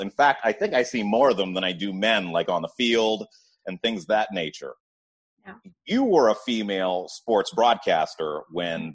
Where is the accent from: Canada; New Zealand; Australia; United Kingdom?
Canada; I'm Canadian